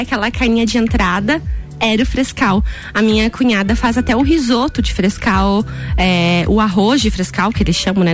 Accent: Canoinhas, Santa Catarina, Brazil; now in Lages, Brazil; eu sou de Canoinhas, que é norte do estado

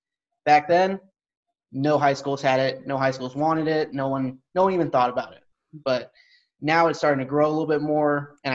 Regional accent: Stockton, California, United States; moved away as an adult; now in Norfolk, United States; I grew up in Stockton, California. Moved around a lot just in the California area.

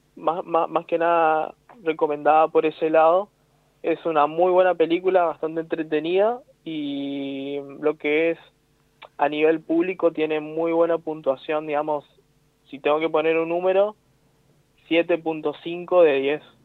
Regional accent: Corrientes, Argentina; Corrientes, digamos, donde yo nací, donde soy criado

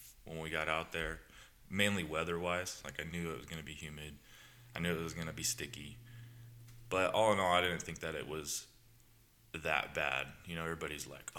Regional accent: Southern California, United States; born and raised in Southern California.

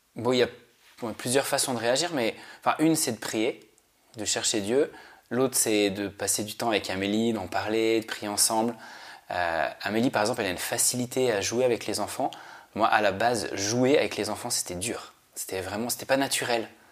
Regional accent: Switzerland; moved away; also born or lived in Paris; moi je viens de Suisse

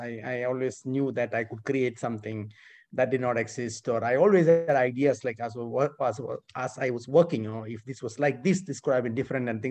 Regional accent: India; moved away as an adult; now in United States; I was born in India and I massively benefited from public education in India and then went to a military school there for my high school

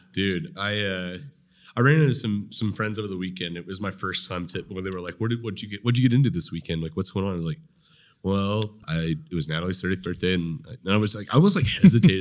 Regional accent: Nowata, Oklahoma, United States; I grew up in Nowata.

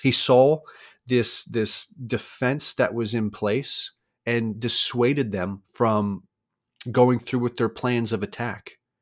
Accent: United States; I am American

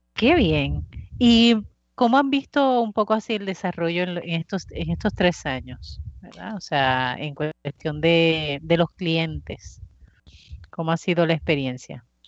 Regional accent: Bayamón, Puerto Rico; yo soy de Bayamón y en Bayamón pues existía la plaza de mercado

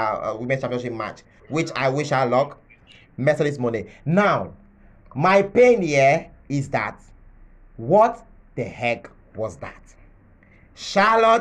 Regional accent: Nigeria; As a Nigerian

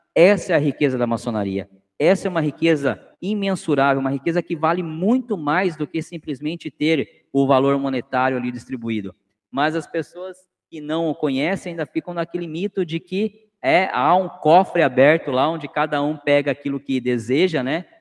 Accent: Cananéia, São Paulo, Brazil; now in Sorocaba, Brazil; minha terra natal tem aí de vocês, né? Como eu já disse, eu sou de Cananéia

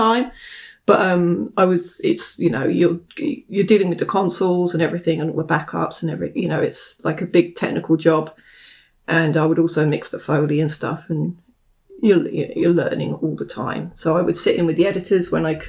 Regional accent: United Kingdom; moved away as an adult; now in United States; I'm not American. I'm from the UK

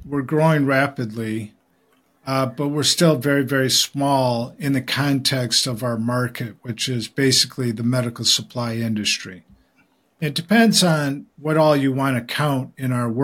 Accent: Michigan, United States; I grew up in Michigan, and my dad was a GM executive.

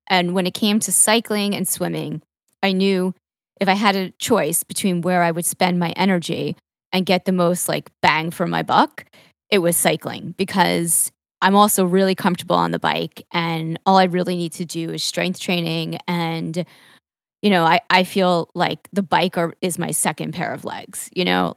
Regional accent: Long Island, New York, United States; also born or lived in Manhattan; for the first decade or so of my life, I grew up in Long Island, which was actually not in the city, but on the beach, uh, and just in the suburbs

